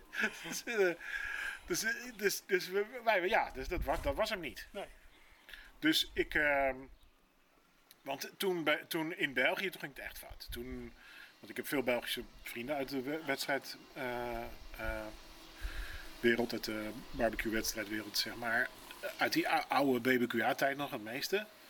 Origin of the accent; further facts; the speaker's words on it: Rotterdam, South Holland, Netherlands; Ik ben een Rotterdammer natuurlijk